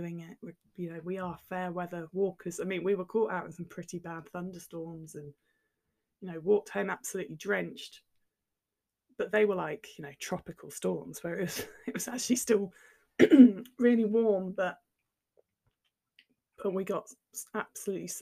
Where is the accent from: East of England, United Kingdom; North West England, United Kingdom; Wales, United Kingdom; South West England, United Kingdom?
East of England, United Kingdom; near Cambridge; I grew up near Cambridge, so you cycle everywhere.